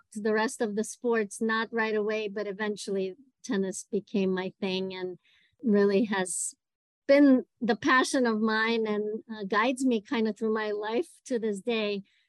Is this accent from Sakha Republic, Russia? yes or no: no; Moscow, Russia; English is a second language; moved away as an adult; also born or lived in Ithaca, New York; I was born and raised in Moscow in Russia